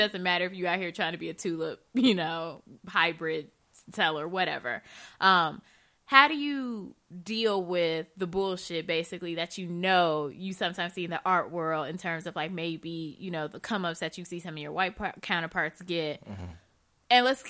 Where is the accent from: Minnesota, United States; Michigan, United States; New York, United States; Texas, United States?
Michigan, United States; I'm from Michigan